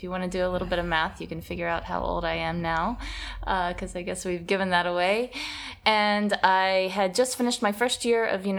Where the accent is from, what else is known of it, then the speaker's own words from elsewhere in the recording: Alabama, United States; moved away as an adult; also born or lived in Rio de Janeiro, Brazil; Growing up in the States and particularly in Alabama